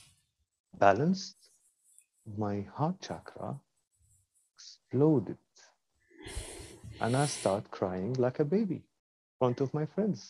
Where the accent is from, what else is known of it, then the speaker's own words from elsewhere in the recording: Kuwait; moved away as an adult; also born or lived in London, United Kingdom; I was born in Kuwait